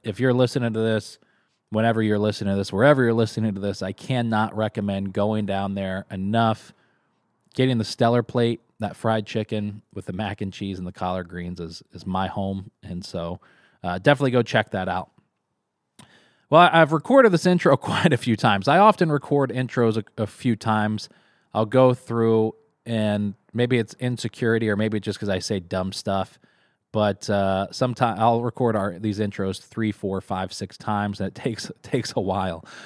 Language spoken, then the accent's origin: English; Kentucky, United States; also born or lived in Texas; now in Syracuse, United States; growing up in Kentucky. It brings me back to when I lived in Texas.